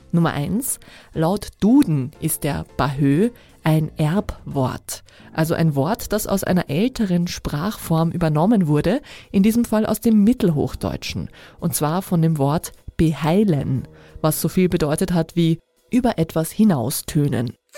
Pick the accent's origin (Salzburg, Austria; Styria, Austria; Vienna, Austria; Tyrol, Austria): Vienna, Austria; als Wienerin